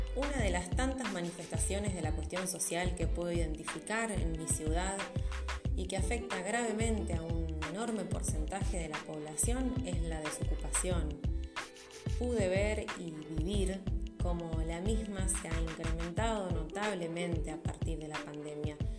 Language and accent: Spanish; Rosario, Santa Fe, Argentina; les hablo desde Rosario, mi ciudad natal